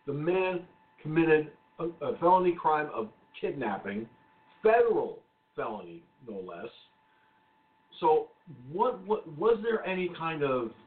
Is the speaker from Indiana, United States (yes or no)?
no; Peekskill, New York, United States; I'm from Peekskill, New York, Westchester County